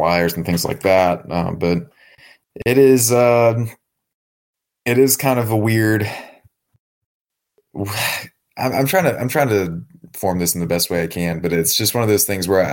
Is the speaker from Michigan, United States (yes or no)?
no; South Georgia, United States; I was raised in South Georgia